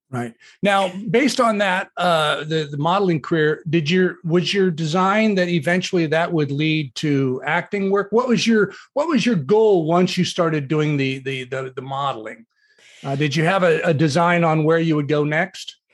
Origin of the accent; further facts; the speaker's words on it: Southern California, United States; a Southern California beach bum raised in the 60s